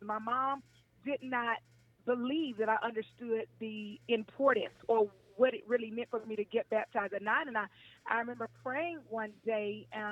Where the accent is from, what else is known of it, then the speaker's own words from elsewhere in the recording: Mississippi, United States; also born or lived in Spokane, Washington; now in Atlanta, United States; I was born on the West Coast, Spokane, Washington, grew up in Mississippi, but Atlanta is again where I've called home since 2006